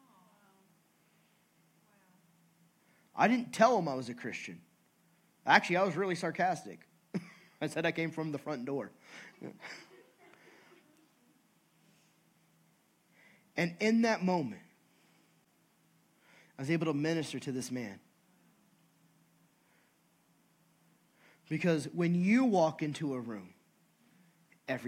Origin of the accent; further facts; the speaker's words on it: California, United States; I'm from California.